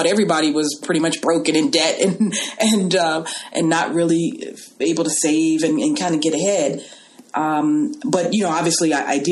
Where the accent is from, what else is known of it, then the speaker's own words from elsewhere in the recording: Los Angeles, California, United States; also born or lived in New York; I was raised in Los Angeles